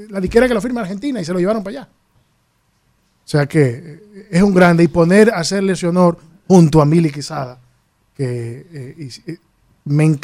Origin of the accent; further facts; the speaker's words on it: Tenares, Hermanas Mirabal, Dominican Republic; Y yo soy de campo, yo soy de Tenara yo soy de un pueblo.